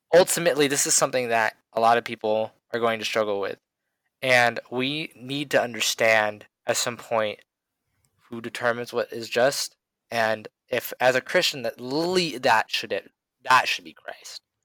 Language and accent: English; United States; as an American